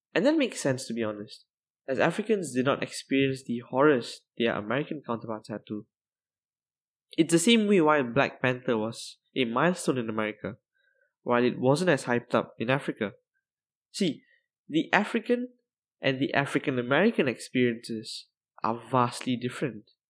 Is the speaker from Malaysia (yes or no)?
yes; Malaysia; I'm Malaysian